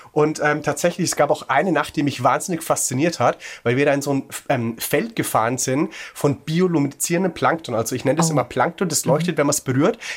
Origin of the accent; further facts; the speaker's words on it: Würzburg, Bavaria, Germany; ich komme ursprünglich aus Würzburg